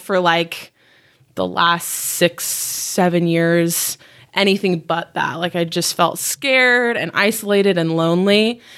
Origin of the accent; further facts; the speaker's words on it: Utah, United States; I was born and raised in Utah. I've been here my whole life, um, but my family is not from here.